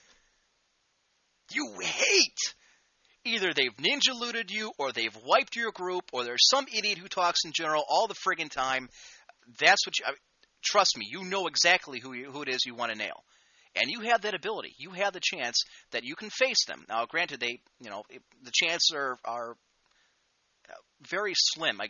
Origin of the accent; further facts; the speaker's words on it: United States; I'm an American